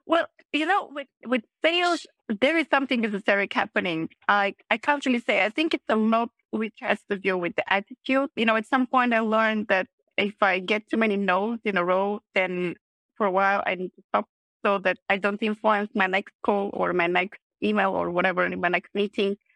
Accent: Plovdiv, Plovdiv Province, Bulgaria; moved away as an adult; also born or lived in Vienna; I started as a waitress actually already in my hometown in Plovdiv

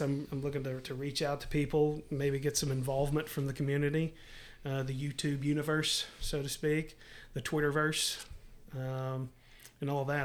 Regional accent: Middle Tennessee, United States; I took a sales job back here in Middle Tennessee, and so we moved from West Tennessee, where we went to college, back to Middle Tennessee.

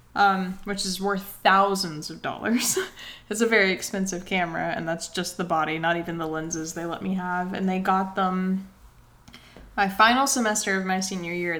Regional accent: Tennessee, United States; also born or lived in Florida; I wasn't born in Tennessee. I was born in Florida, but we moved to Tennessee when I was so young. I don't even remember

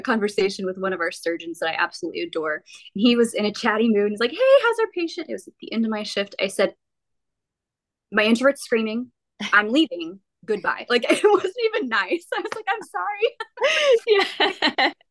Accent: Midland, Texas, United States; also born or lived in Odessa, Texas / Lubbock, Texas; I grew up in West Texas, primarily Midland, Odessa

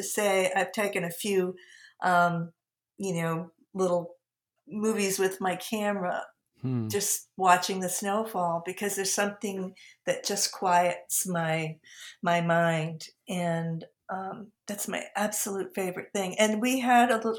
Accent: outside of Boston, New England, Massachusetts, United States; now in Philadelphia region, United States; growing up, you know, outside of Boston

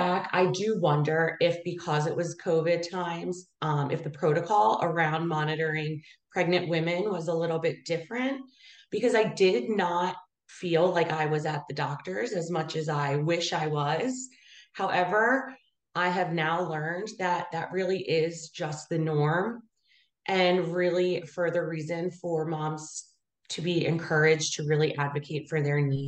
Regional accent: Abington, Pennsylvania, United States; born and raised in Abington

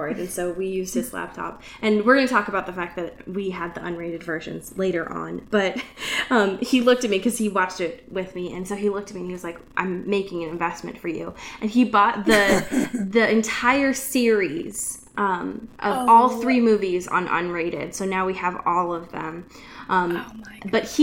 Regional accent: Pacific Northwest, United States; I grew up in the Pacific Northwest my whole life

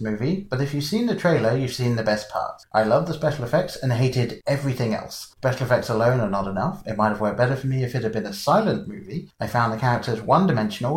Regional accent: England, United Kingdom; growing up in England

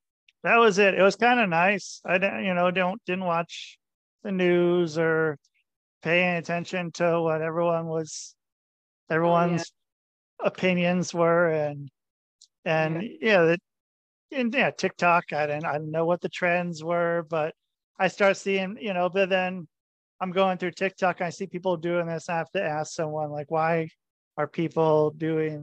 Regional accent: Portland, Oregon, United States; moved away as an adult; also born or lived in Minneapolis, Minnesota / southern Minnesota; now in Minnesota, United States; I'm from Portland, Oregon

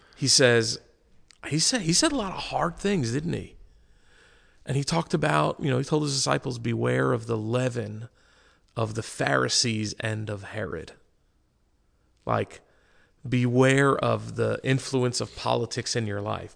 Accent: United States; as an American Christian body

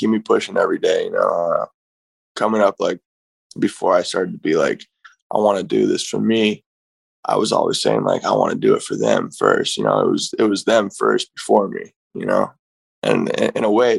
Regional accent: San Francisco, California, United States; Basically lived in SF my whole life, grew up in Upper Fillmore, Lower Pack Heights area

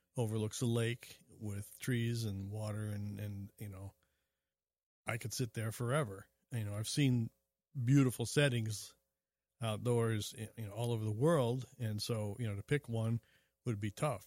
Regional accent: Springfield, Illinois, United States; I was born in Springfield, Illinois

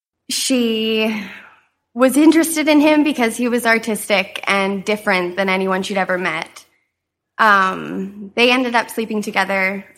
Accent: Rhineland-Palatinate, Germany; born there; I was born in Germany on Hahn Air Force Base. My mother was in the military, and she was just finishing her four-year contract

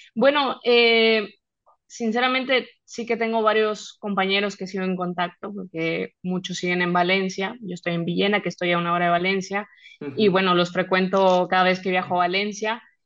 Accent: Mexico; moved away as an adult; now in Spain; siendo de México

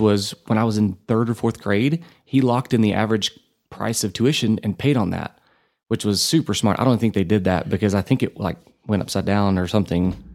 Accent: Borger, Texas, United States; now in Amarillo, United States; I grew up, born and raised in Borger

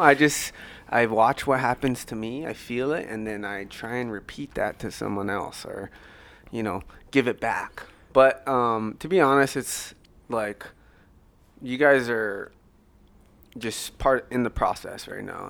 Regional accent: Oahu, Hawaii, United States; moved away as an adult; also born or lived in Maui; since I moved from Maui to Oahu, she raised me

